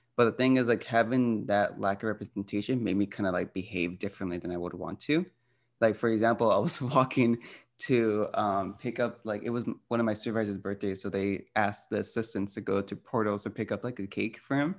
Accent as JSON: {"language": "English", "country": "United States", "said": "I'm Mexican-American, my experiences and upbringing are way different than my cousins who were actually born and raised in Mexico"}